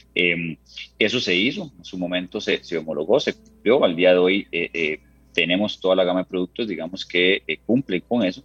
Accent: Costa Rica; como ticos orgullosos que somos

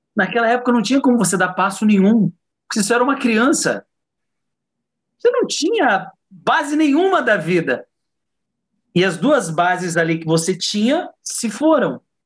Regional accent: Diadema, São Paulo, Brazil; eu fui nascido e criado em Diadema, né, na periferia da periferia

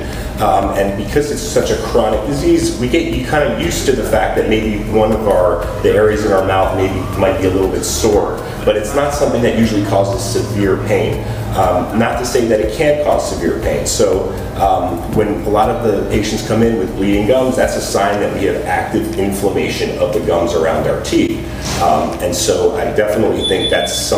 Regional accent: North Miami Beach, Florida, United States; also born or lived in New York; I am born and raised in North Miami Beach.

